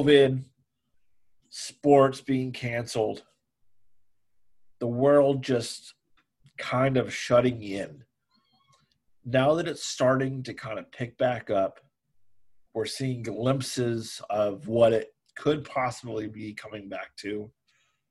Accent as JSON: {"language": "English", "region": "Arizona", "country": "United States", "moved": "yes", "lives_now": "Columbus, Mississippi, United States", "said": "I am from Arizona, but now I live in Columbus, Mississippi"}